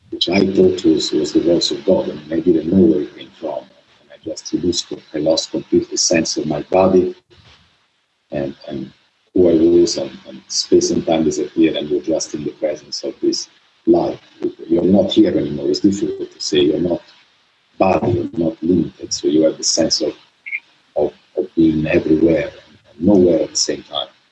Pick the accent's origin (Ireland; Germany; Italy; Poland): Italy; I grew up in Italy, Italy